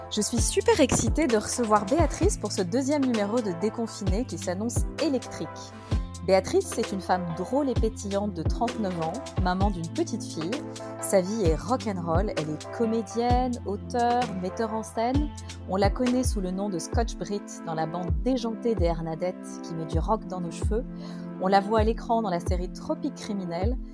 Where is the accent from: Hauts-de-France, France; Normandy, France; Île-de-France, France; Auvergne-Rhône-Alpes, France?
Île-de-France, France; Paris; je suis parisienne